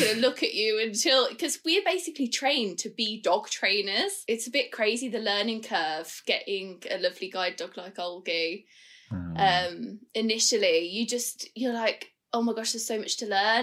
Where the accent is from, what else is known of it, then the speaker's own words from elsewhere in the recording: Birmingham, West Midlands, United Kingdom; we're both from Birmingham